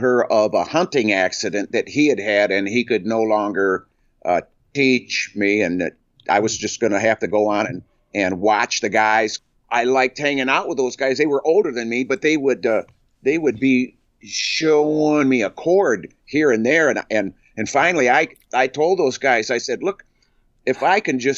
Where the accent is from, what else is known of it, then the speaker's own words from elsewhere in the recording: Flint, Michigan, United States; also born or lived in Onaway, Michigan; I was born in Flint, Michigan